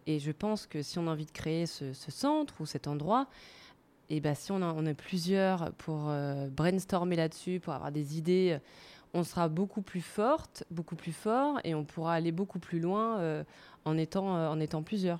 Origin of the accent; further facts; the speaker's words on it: Paris, Île-de-France, France; moved away as an adult; now in Zurich, Switzerland; je suis parisienne. Je suis arrivée à Zurich il y a cinq ans en 2016